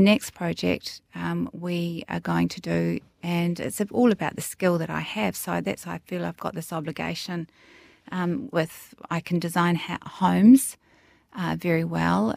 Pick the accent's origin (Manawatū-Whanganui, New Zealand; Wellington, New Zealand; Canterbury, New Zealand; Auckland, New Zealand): Wellington, New Zealand; Greytown; growing up in the Wairarapa, Greytown, in the bottom of the North Island, small town